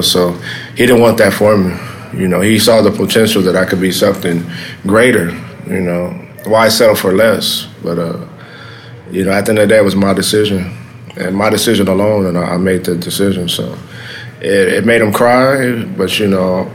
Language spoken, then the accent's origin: English; Los Angeles, California, United States; I grew up in South